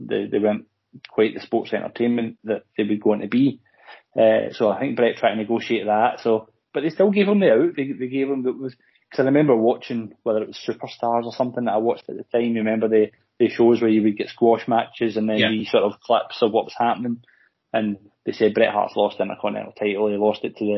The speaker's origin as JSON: {"language": "English", "region": "Scotland", "country": "United Kingdom", "said": "as Scottish people"}